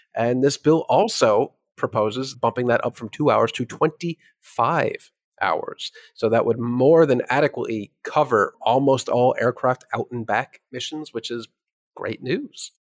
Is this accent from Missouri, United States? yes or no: no; New York, United States; As a New Yorker